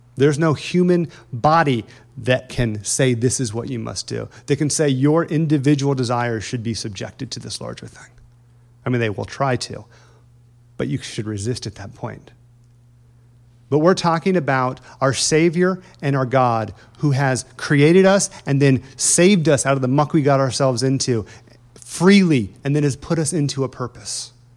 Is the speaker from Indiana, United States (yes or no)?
yes; Indiana, United States; moved away; I'm from Indiana